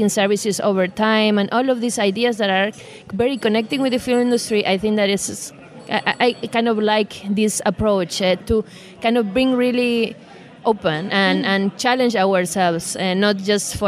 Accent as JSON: {"language": "English", "country": "Argentina", "moved": "yes", "lives_now": "Germany", "said": "coming from Argentina, but living in Germany at the moment"}